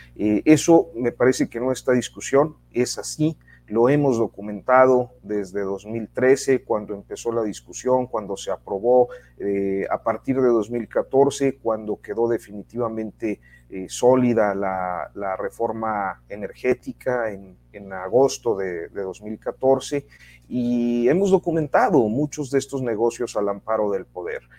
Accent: Mexico; somos los mexicanos

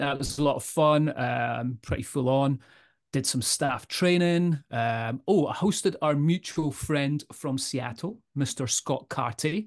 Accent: Edinburgh, Scotland, United Kingdom; I'm from Edinburgh

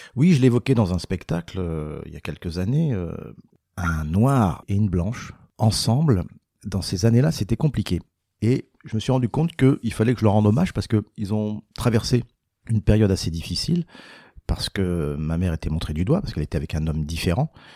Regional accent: Paris, Île-de-France, France; je suis né à Paris, je suis français, j'ai pas d'accent

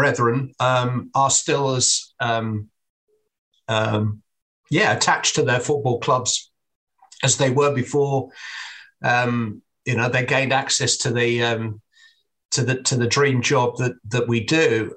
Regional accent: England, United Kingdom; I'm an Englishman

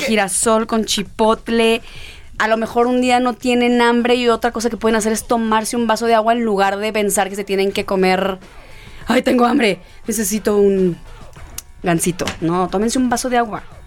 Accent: El Quelite, Sinaloa, Mexico; born or raised there; moved away

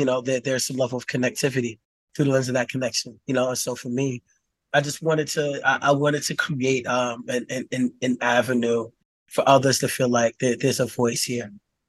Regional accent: United States; looking at the world through, like, the cishet Black male experience growing up in America.

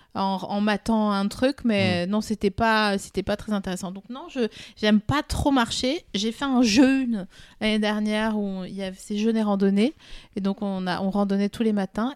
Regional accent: Vosges, Grand Est, France; je viens des Vosges

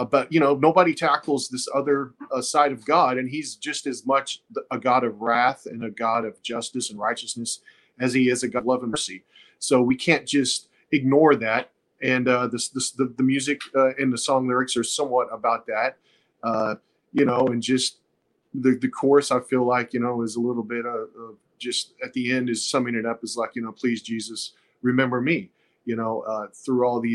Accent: Texas, United States; We're from Texas

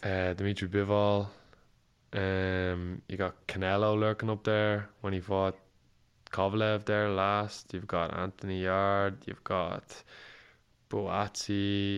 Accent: Ireland; As an Irish fighter

